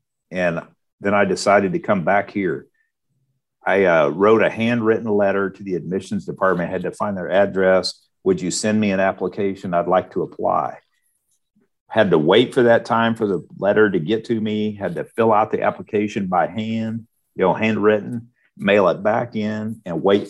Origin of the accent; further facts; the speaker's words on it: Higginsville, Missouri, United States; I'm actually live and I'm from Higginsville, which is just up the road. So I knew all these schools from growing up